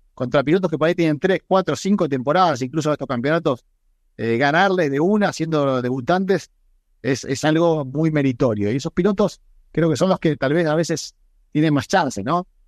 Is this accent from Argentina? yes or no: yes; Argentina; Argentina y me viene a la mente orgullo, mi nacionalidad, o sea, poder haber representado a mi país por el mundo